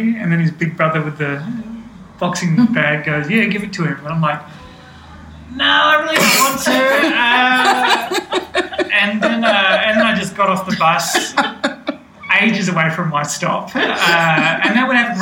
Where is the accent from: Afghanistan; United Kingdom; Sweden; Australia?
Australia; Hobart, Tasmania; moved away as an adult; I'm from Tassie. I'm from Hobart